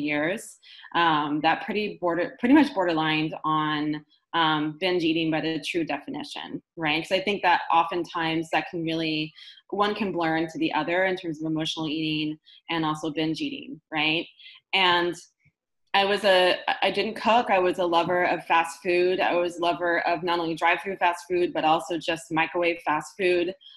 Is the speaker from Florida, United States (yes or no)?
no; Marin County, Bay Area, California, United States; I grew up in Marin County here in the Bay Area